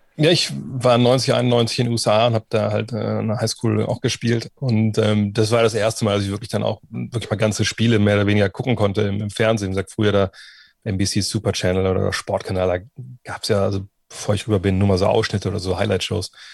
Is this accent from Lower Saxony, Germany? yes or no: yes; Wolfsburg, Lower Saxony, Germany; angefangen haben wir hier auch in, in Westhagen, wo ich groß geworden bin